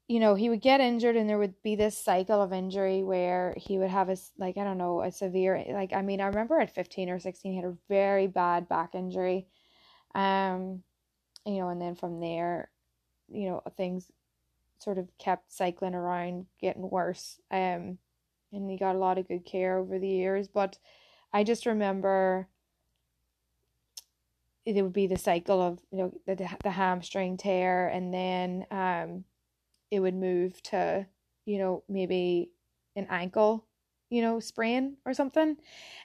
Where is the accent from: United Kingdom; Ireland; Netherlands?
Ireland; moved away as an adult; now in Boston, United States; But yeah, I'm from Ireland. I am actually from Ireland and came to Boston about 10 years ago after I graduated from my degree in sports therapy.